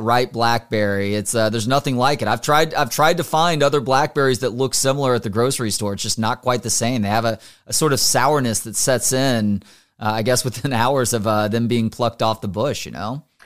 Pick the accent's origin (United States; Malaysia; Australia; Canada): United States; Dallas-Fort Worth area, Texas; now in Austin, United States; grew up in the D F W area, went to school here in Austin